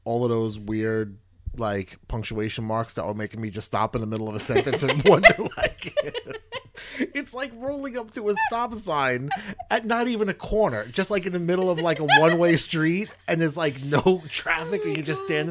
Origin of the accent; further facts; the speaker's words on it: New York, United States; We're from New York.